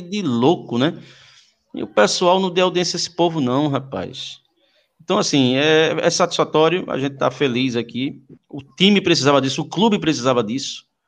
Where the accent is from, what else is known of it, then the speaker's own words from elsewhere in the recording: Curado, Pernambuco, Brazil; Eu fui nascido e criado no Curado